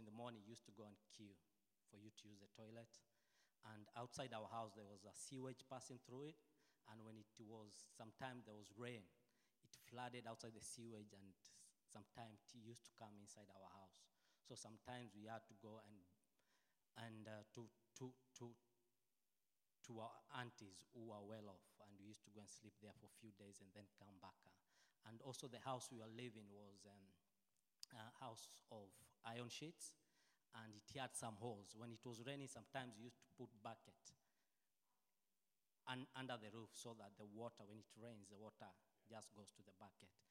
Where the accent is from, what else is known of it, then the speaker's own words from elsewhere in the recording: Nairobi, Kenya; now in Nottingham, United Kingdom; I grew up in Kenya in Mathare slums